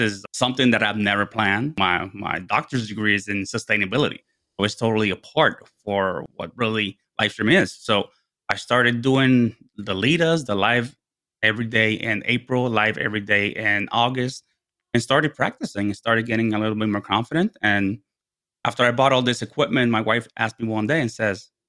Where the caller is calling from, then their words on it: Herndon, Virginia, United States; I am dialing in from Herndon, Virginia, which is about 30 miles west of Washington, D.C., our capital.